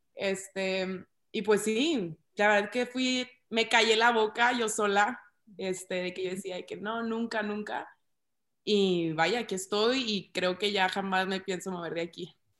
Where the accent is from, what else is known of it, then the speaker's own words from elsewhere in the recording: Ciudad Juárez, Chihuahua, Mexico; also born or lived in Monterrey; soy de Ciudad Juárez, Chihuahua